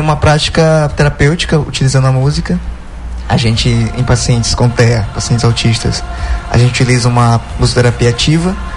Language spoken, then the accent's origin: Portuguese; Tucuruí, Pará, Brazil; also born or lived in Belém; E é minha cidade natal